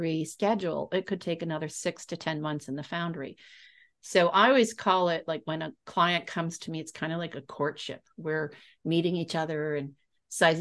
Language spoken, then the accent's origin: English; Texas, United States; I'm from Texas